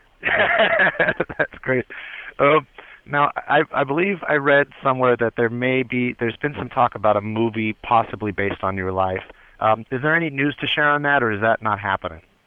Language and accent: English; Bakersfield, California, United States; I'm from Bakersfield